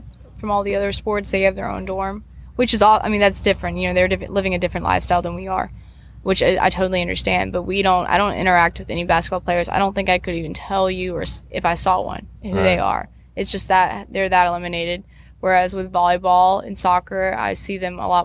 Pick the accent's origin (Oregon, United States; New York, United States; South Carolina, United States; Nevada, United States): South Carolina, United States; Columbia; now in Kentucky, United States; I'm just from Columbia, where our winters is 40 degrees